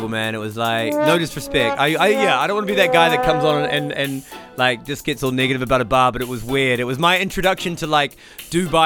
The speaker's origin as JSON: {"language": "English", "country": "New Zealand", "moved": "yes", "lives_now": "Tokyo, Japan", "said": "from New Zealand, living in Tokyo."}